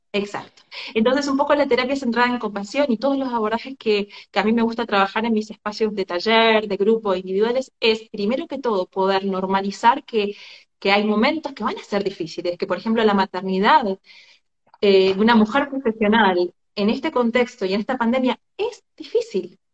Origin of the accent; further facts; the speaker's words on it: Argentina; moved away as an adult; now in Barcelona, Spain; soy de argentina, vivo hace unos siete meses aquí en Barcelona, España.